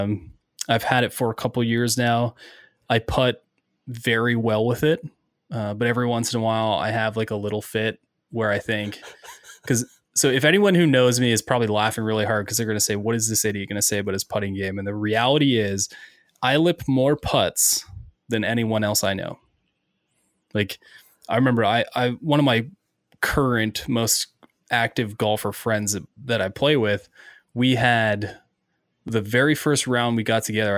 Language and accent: English; Ontario, Canada; now in Ohio, United States; growing up in Ontario, Canada